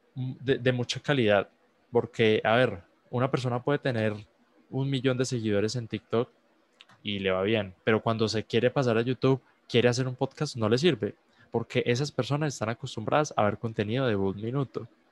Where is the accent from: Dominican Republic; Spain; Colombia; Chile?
Colombia; yo soy un muchacho de Colombia